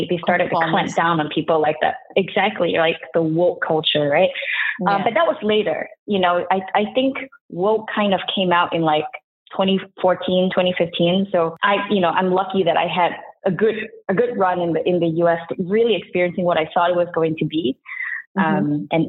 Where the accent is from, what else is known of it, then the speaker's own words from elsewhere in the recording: Singapore; now in United States; It's like kind of like half my life actually was spent in the US, which I guess justifies my accent at this point.